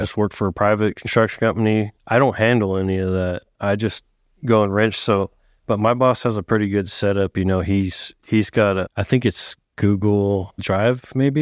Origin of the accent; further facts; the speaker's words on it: Sacramento, California, United States; moved away as an adult; now in Texas, United States; I grew up in Northern California. Outskirts of Sacramento area.